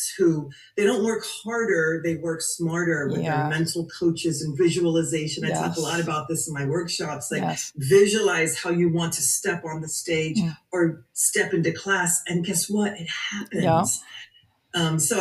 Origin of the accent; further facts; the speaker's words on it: East Coast, United States; now in Los Angeles, United States; I'm a dancer from the East Coast, so I began my career in Washington Ballet, Richmond Ballet